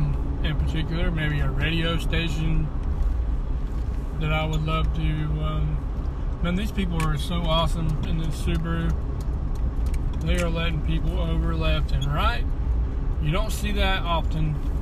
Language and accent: English; the South, United States; accent: southern; sound too southern. I know it's hard to do. And I'm trying to be more intelligent. Or do people love my country accent and would like for me to continue